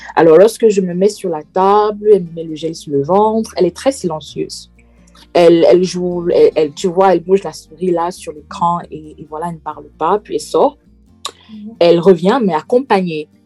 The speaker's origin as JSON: {"language": "French", "region": "Centre", "country": "Cameroon", "tie": "born or raised there", "moved": "as an adult", "lives_now": "Manchester, United Kingdom", "said": "Je suis originaire du Cameroun, plus précisément la tribu du centre, euh, et je réside en ce moment à Manchester, en Angleterre"}